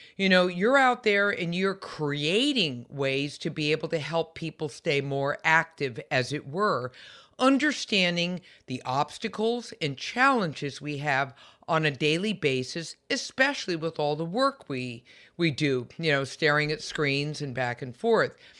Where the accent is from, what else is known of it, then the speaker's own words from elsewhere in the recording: San Francisco Bay Area, California, United States; I'm also a Californian, born and raised in the San Francisco Bay Area